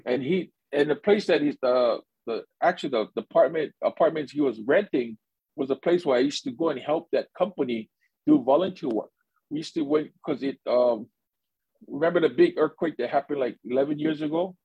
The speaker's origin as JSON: {"language": "English", "region": "Hawaii", "country": "United States", "tie": "born or raised there", "moved": "as an adult", "lives_now": "Japan", "said": "born and raised in Hawaii"}